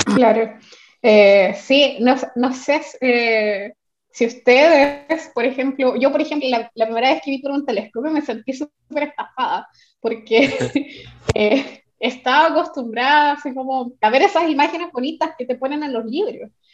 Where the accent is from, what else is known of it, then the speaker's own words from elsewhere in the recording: Santiago, Santiago Metropolitan Region, Chile; cuando era niña una vez mi mamá me llevó al planetario de Santiago. Eh, yo soy de Santiago